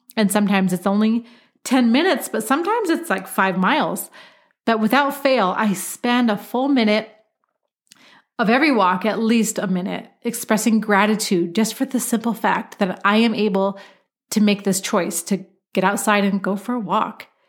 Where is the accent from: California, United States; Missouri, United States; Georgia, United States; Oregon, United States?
Oregon, United States; my home state of Oregon